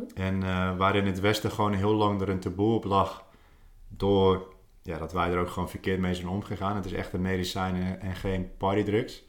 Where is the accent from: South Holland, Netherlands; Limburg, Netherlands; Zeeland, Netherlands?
Zeeland, Netherlands; Goes; moved away as an adult; also born or lived in Australia; Geboren en getogen in Goes, de uithoek van Nederland, mm. Zeeland